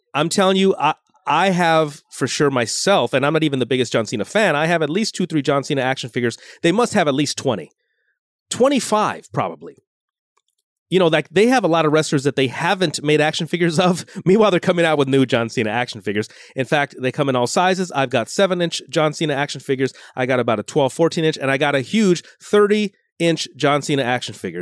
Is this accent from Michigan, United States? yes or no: no; Los Angeles, California, United States; born in Los Angeles proper, but I grew up in Lo-, San Fernando Valley.